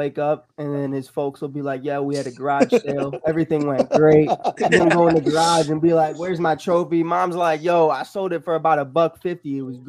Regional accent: Chicago, Illinois, United States; I'm a Chicagoan

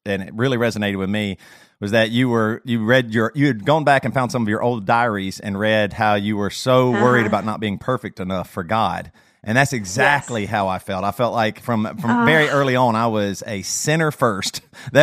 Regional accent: South Carolina, United States; I grew up in South Carolina

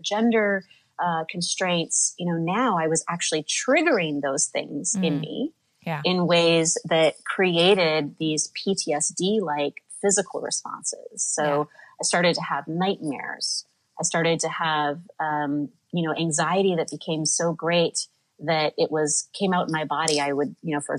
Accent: Midwest, United States; born or raised there; now in New York City, United States

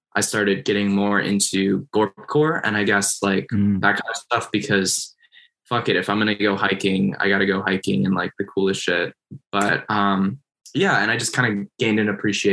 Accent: Minnesota, United States; moved away as an adult; now in Seattle, United States; I grew up in Minnesota, which is obviously not like a huge city

